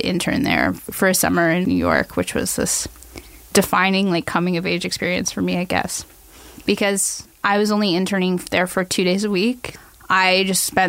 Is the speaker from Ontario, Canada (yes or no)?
yes; Toronto, Ontario, Canada; I was born in St. Michael's Hospital in 1986.